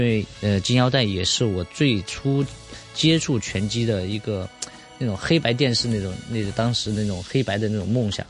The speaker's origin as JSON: {"language": "Chinese", "country": "China", "said": "我们中国人民的"}